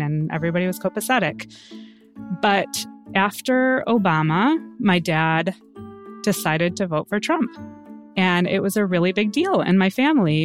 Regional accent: United States; I was born in America, but my father was born in Israel and my mother was born in England

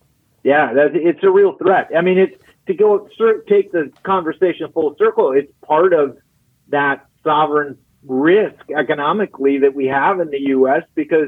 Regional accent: Wisconsin, United States; we did that in 2020 in my home state of Wisconsin.

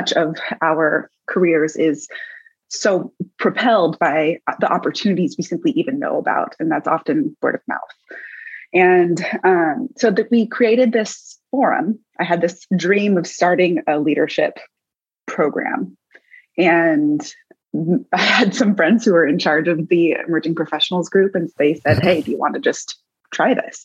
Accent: Davis, California, United States; I grew up in Davis, California, which is in the Central Valley of California

